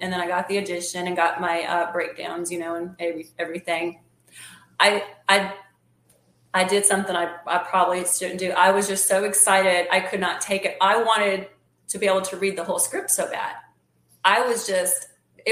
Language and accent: English; the North, United States; born or raised there; moved away as an adult; now in Mississippi, United States